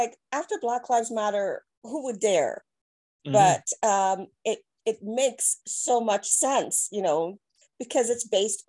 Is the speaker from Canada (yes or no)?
no; Jamaica; I'm Jamaican